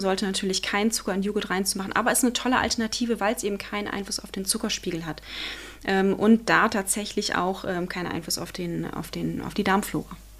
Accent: Germany; bei uns in Deutschland

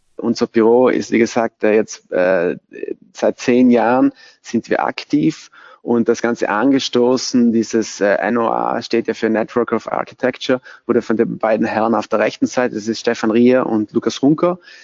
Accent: Bolzano, Trentino-Alto Adige, Italy; Ich bin auch hier in Bozen geboren, aufgewachsen

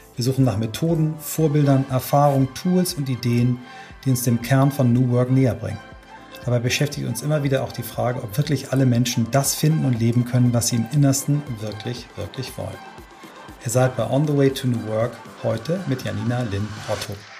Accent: Kiel, Schleswig-Holstein, Germany; unsere Jugend beide in Kiel verbracht haben

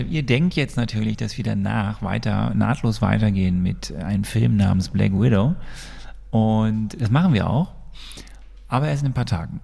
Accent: Sonsbeck, North Rhine-Westphalia, Germany; moved away; Aus meinem Heimatdorf, wo ich herkomme, Sonsbeck

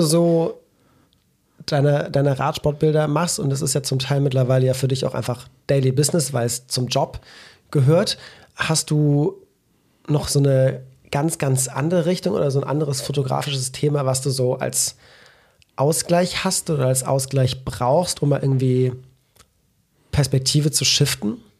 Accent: Belgium; now in Cologne, Germany; als Belgier

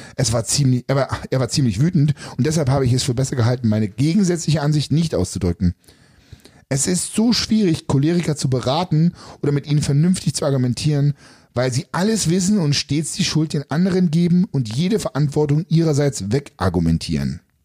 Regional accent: East Germany, Germany; Ich bin ja quasi ja in der DDR groß geworden

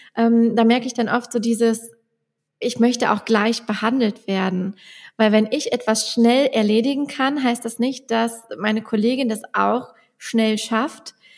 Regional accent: Westerwald, Germany; accent: Westerwald

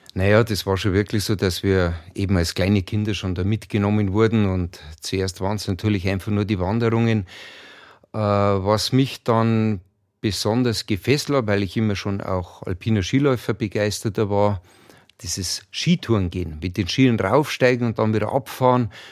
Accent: Chiemgau, Berchtesgadener Land, Bavaria, Germany; wir sind in den Bergen groß geworden, im Chiemgau, im Berchtesgadener Land

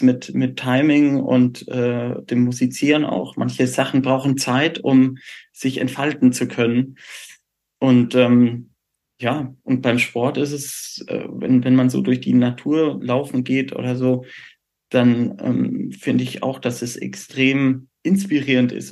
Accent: Würzburg, Bavaria, Germany; moved away; als gebürtiger Würzburger

